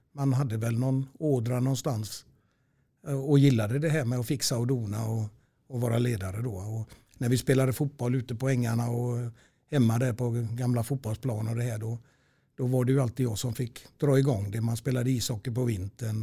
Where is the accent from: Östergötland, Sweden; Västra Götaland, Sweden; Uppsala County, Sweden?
Västra Götaland, Sweden; Stenkullen; also born or lived in Gothenburg (Heden); där bodde jag tills jag var fem år. Sen köpte min farsa ett eh, hus uppe i Stenkullen i Lerums kommun